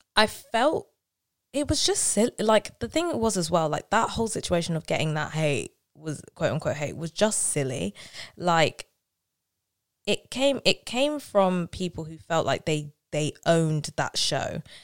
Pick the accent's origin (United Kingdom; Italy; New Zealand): United Kingdom; London; I'm from South London